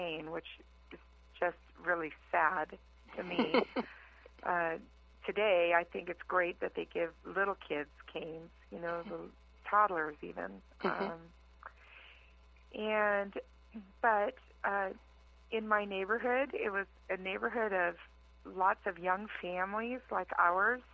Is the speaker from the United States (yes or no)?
yes; Carson, California, United States; also born or lived in Los Angeles, California; I was born in Los Angeles, California, raised in Carson, which is part of the LA City Schools